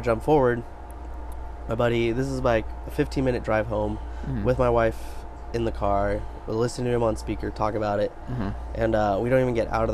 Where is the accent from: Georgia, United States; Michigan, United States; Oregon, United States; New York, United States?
Oregon, United States; Bend; also born or lived in Carmel, California; Then I moved, my mom, moved me up to Oregon